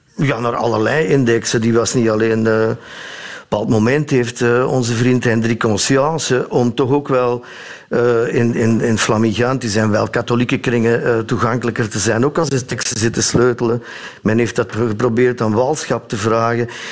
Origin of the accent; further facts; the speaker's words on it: Sint-Niklaas, Flanders, Belgium; Ik ben geboren in Sint-Niklaas, de stad